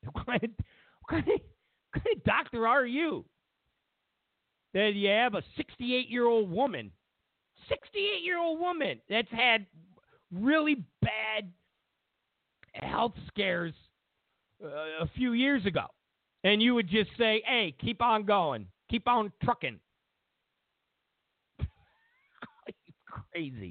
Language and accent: English; New York, United States; moved away; I'm from New York